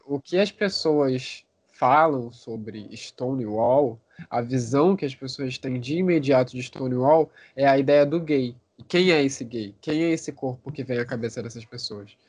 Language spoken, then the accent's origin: Portuguese; Rio de Janeiro, Brazil; eu sou do Rio de Janeiro, barra Brasil